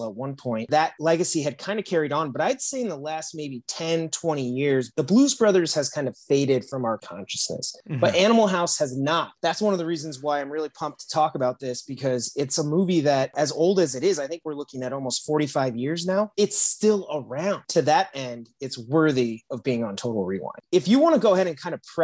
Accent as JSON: {"language": "English", "town": "South Bend", "region": "Indiana", "country": "United States", "said": "I'm from South Bend, Indiana"}